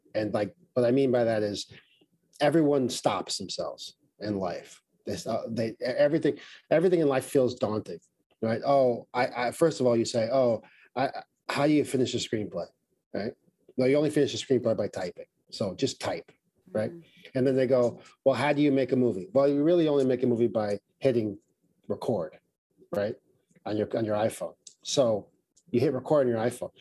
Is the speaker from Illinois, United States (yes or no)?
no; New York City, New York, United States; I grew up in Brooklyn